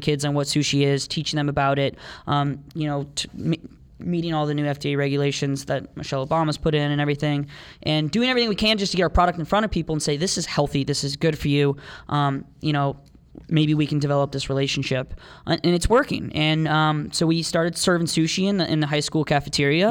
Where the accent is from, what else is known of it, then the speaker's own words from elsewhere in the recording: Oakwood, Ohio, United States; also born or lived in Columbus, Ohio; Dayton, where we're from. Um, we grew up in Oakwood